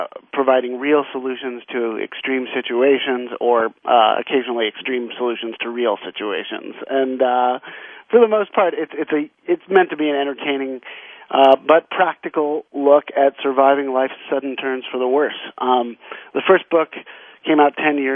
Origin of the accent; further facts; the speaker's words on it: the West, United States; I grew up in the West